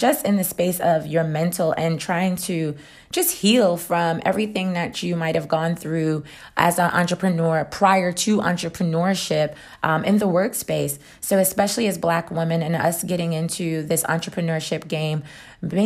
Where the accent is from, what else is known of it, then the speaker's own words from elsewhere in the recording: New York, United States; I'm from New York